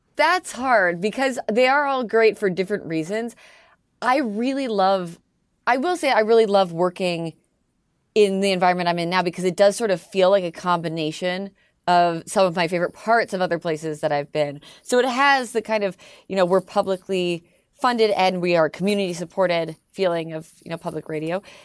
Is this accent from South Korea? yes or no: no; Canada; accent: Canadian; moved away as an adult; now in United States; I'm Canadian. I'm the Canadian one